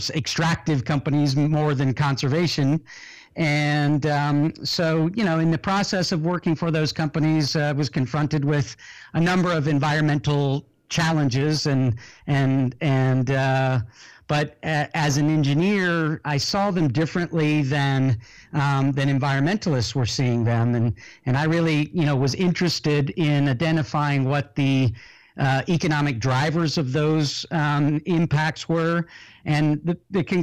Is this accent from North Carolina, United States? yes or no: no; California, United States; moved away as an adult; also born or lived in Florida / Tennessee / Colombia / Chile; I was born in the U.S. in California, grew up largely in California and Florida.